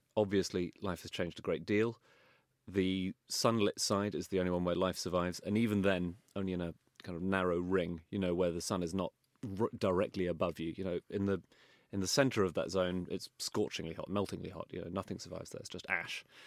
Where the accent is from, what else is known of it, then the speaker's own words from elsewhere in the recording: London, United Kingdom; I grew up in Wimbledon